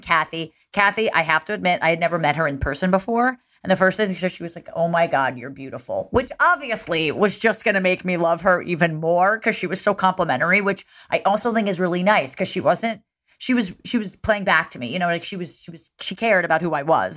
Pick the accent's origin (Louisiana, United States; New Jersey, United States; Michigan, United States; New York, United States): New Jersey, United States; I'm from Jersey